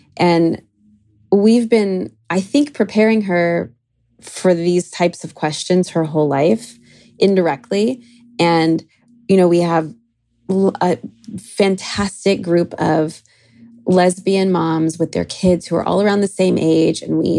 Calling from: Long Beach, California, United States; I'm calling from Long Beach, California.

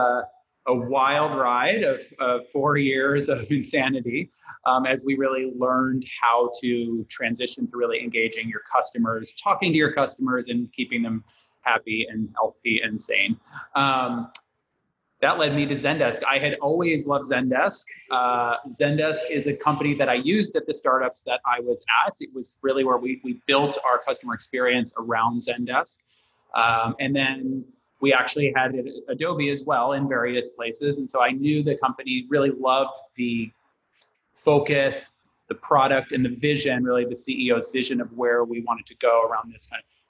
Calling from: San Francisco, California, United States; Very sunny, San Francisco. We don't always get sun, so I'm going to enjoy the brief moment before the fog rolls in.

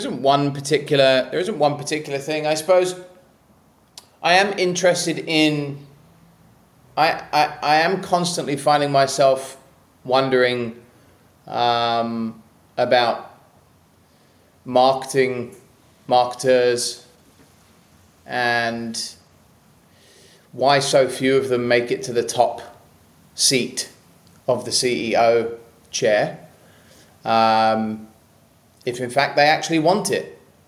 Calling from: Gold Coast, Queensland, Australia; I'm calling in from the Gold Coast.

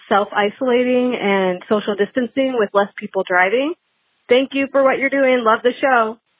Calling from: Nashville, Tennessee, United States; I'm calling from Nashville, Tennessee.

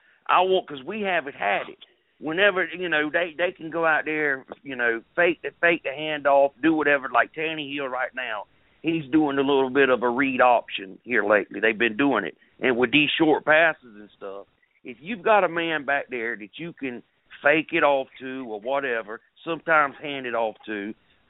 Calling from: South Carolina, United States; we all know I'm a South Carolina man. I'm calling from South Carolina, so I love my Gamecocks.

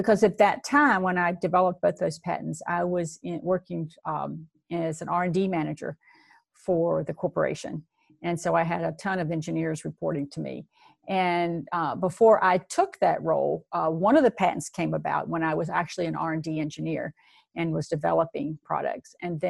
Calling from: Virginia, United States; I'm speaking to you from Virginia. It's a beautiful fall day here.

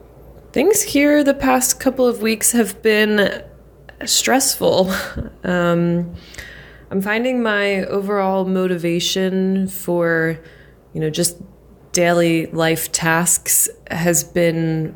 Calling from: Philadelphia, Pennsylvania, United States; I'm checking in from Philly.

